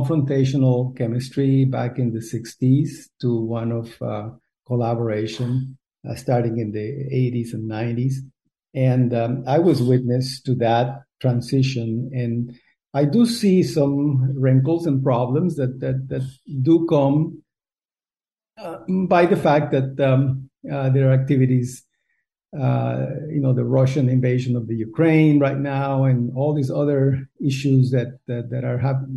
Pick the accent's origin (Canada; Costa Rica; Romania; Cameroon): Costa Rica; moved away; also born or lived in United States; I was born in Costa Rica. We don't have a lot of hamburgers here